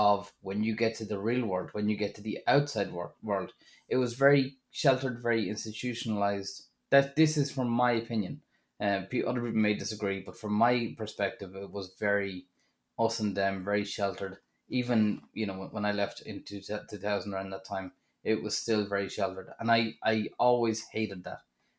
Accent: Drogheda, Leinster, Ireland; So when I went to Dublin, I was coming from Drogheda

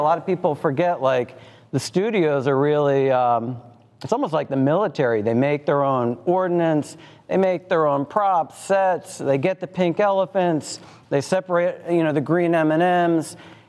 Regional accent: Los Angeles, California, United States; moved away as an adult; now in Chattanooga, United States; I'm from Steam Logistics. I'm from Hollywood, California, and came to chat in 2020.

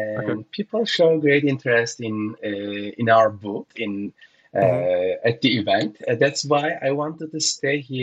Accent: Turkey; now in Sao Paulo, Brazil; I'm originally from Turkey

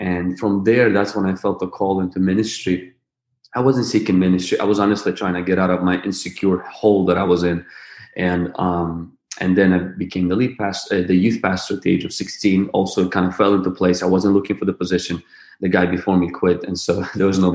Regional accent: Ukraine; I was born in the Ukraine to a family of two brothers and two sisters

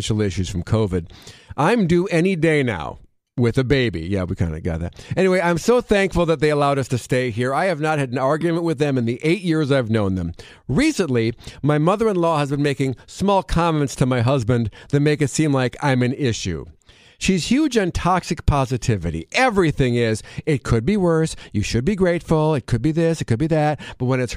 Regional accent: Wisconsin, United States; Growing up in Wisconsin

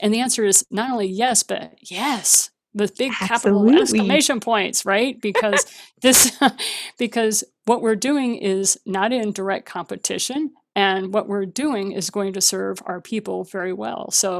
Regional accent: Japan; because I was raised in Japan. So, you know, I'm used to hearing gongs.

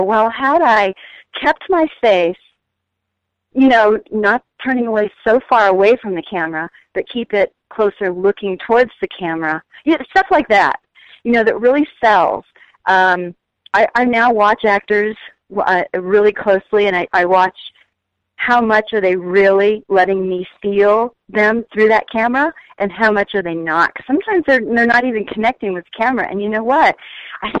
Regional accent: Texas, United States; moved away; I came into the business from Texas, not knowing anybody, not having any family in the business

